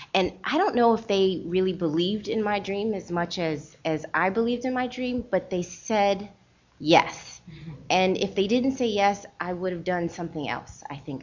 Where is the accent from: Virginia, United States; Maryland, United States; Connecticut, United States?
Maryland, United States; Baltimore; also born or lived in Trinidad; I grew up in Baltimore, and it wasn't at that time. It wasn't a lot of other Trinidadians around